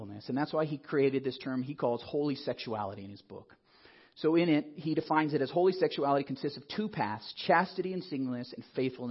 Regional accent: Colorado Springs, Colorado, United States; I grew up in Colorado Springs with focus on the family

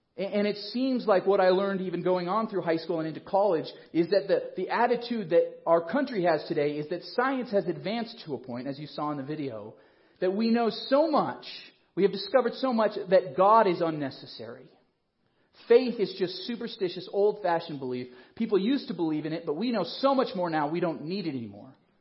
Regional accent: Colorado Springs, Colorado, United States; I grew up in Colorado Springs, which you may or may not know is the evangelical mecca

